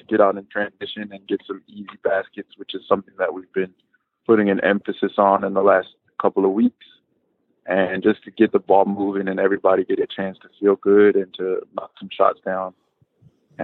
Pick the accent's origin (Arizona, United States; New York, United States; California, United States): California, United States; Los Angeles; also born or lived in San Diego; I was born in San Diego, but we moved north to Los Angeles when I was 8 years old